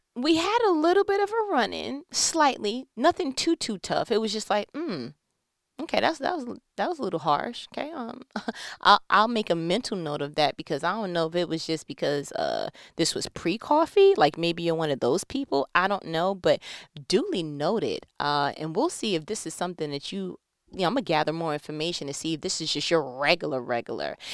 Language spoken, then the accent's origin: English; New York, United States; I was born and bred in New York